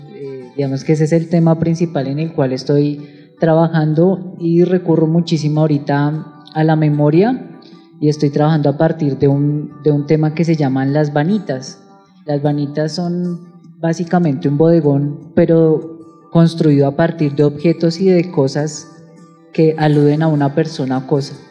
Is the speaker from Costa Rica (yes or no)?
no; Bogotá, Bogotá Capital District, Colombia; como bogotanos muchas veces no percibimos